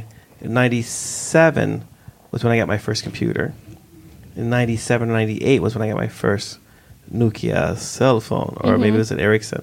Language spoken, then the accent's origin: English; United States; growing up in the States